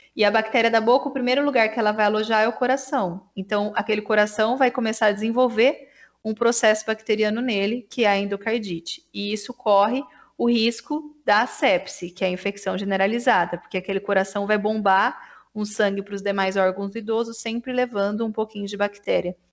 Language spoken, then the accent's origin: Portuguese; Santa Bárbara d'Oeste, São Paulo, Brazil; eu sou de Santa Bárbara do Oeste